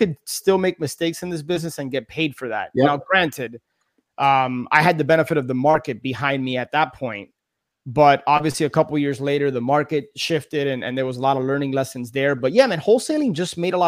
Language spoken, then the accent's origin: English; Miami, Florida, United States; born and raised in Miami.